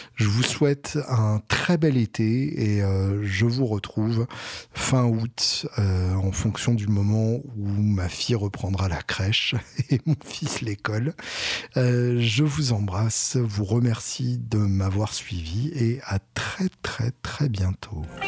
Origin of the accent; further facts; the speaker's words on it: Alençon, Normandy, France; je suis né à Alençon, donc j'ai le droit d'avoir des avis de Normand techniquement